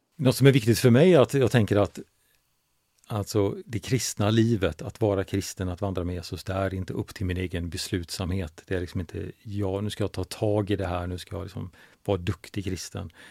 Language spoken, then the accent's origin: Swedish; Gothenburg, Västra Götaland, Sweden; now in Huskvarna, Sweden; jag kommer från Göteborg